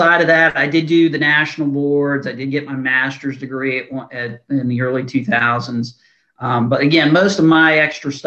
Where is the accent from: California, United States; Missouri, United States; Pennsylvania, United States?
Pennsylvania, United States; Hermitage; now in North Carolina, United States; I grew up just north of Pittsburgh